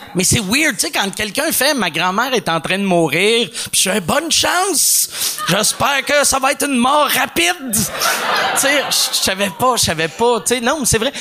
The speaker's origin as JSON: {"language": "French", "town": "Montreal", "region": "Quebec", "country": "Canada", "said": "le monde me demandait d'où tu viens. Je disais Montréal"}